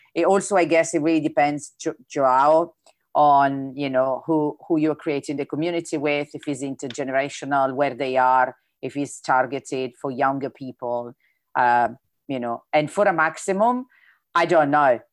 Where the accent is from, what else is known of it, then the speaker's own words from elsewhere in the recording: Italy; accent: Italian; English is a second language; my italian accent sometimes is difficult to understand